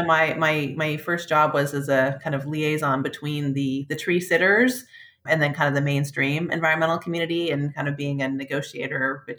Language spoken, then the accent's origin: English; Poulsbo, Washington, United States; also born or lived in Port Townsend, Washington; I grew up in a small town called Paulsbow, which is across the Puget Sound from Seattle. That's like a small Norwegian fishing village.